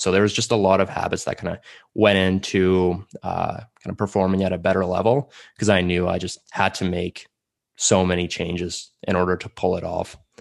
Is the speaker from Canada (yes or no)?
yes; Calgary, Alberta, Canada; first language Russian; English is a second language; also born or lived in Samara, Russia / Airdrie, Alberta; I moved here, uh, to Calgary, lived here for a couple of years, and then, uh, my family just moved to Airdrie. I lived there for a while, and now I'm back in Calgary